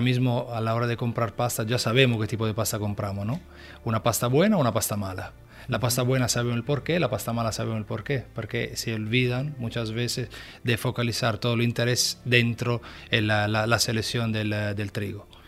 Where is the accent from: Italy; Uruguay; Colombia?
Italy; Spanish is a second language; moved away